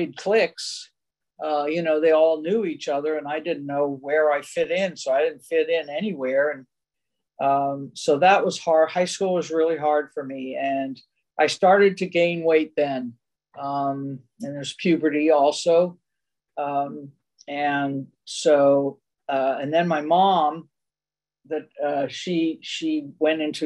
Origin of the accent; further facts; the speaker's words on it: Silver Spring, Maryland, United States; now in Walnut Creek, United States; We were raised in Silver Spring, Maryland.